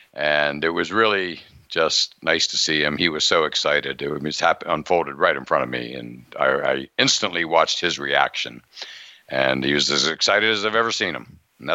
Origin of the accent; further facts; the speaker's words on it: Pennsylvania, United States; moved away; I'm from Pennsylvania